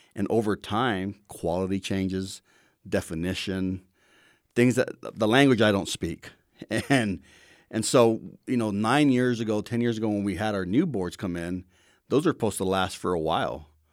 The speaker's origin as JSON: {"language": "English", "region": "Hawaii", "country": "United States", "tie": "born or raised there", "moved": "yes", "said": "I grew up in Hawaii"}